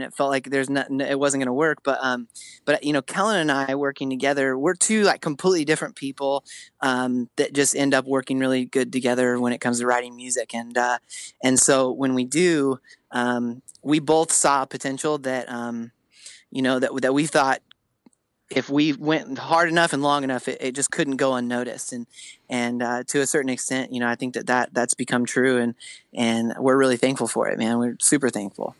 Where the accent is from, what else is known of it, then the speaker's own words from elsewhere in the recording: Spokane, Washington, United States; moved away; I'm from the Northwest